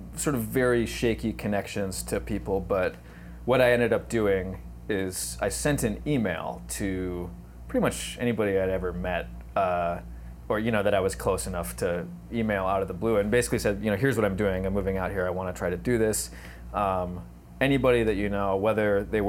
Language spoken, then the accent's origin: English; Anoka, Minnesota, United States; my hometown of Anoka, Minnesota